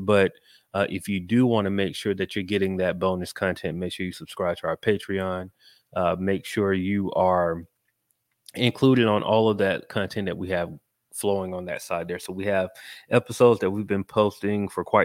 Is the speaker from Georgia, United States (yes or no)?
yes; Macon, Georgia, United States; now in Atlanta, United States; I'm from Georgia. I grew up in Macon, but you know, I've been in Atlanta more. I'm from Atlanta at this point